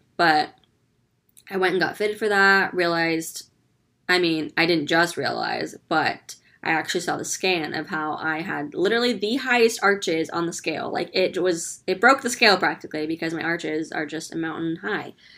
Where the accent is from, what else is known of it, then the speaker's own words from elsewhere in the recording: California, United States; now in Orlando, United States; I'm originally born and raised in California